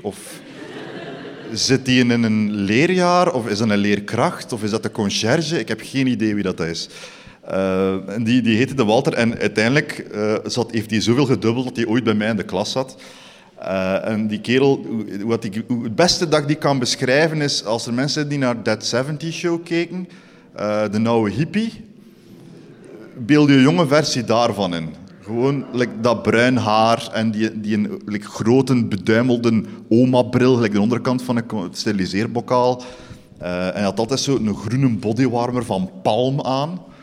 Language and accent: Dutch; Eeklo, Flanders, Belgium; also born or lived in Ghent; ik kom origineel van Eeklo